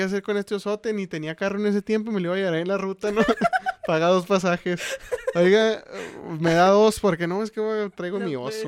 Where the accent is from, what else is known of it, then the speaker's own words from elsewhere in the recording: Chihuahua, Mexico; somos de Chihuahua